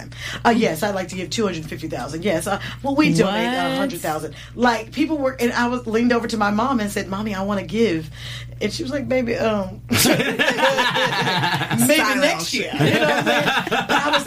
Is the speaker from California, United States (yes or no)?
yes; the Bay Area, California, United States; I'm from the Bay Area